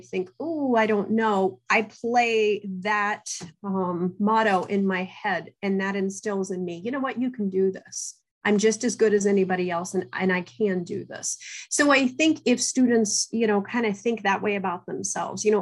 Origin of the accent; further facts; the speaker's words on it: Southern Ohio, United States; growing up in Southern Ohio, I'm actually a first generation college student